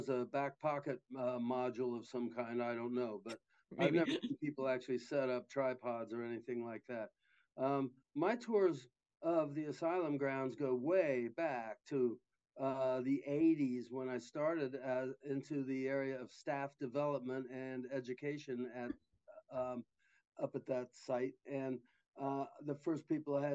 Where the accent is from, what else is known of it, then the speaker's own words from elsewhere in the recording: Columbus, Ohio, United States; now in Athens, United States; I grew up in Columbus on the west side.